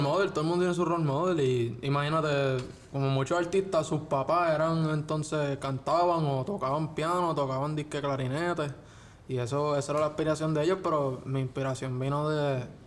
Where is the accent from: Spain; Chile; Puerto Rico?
Puerto Rico; como todo puertorriqueño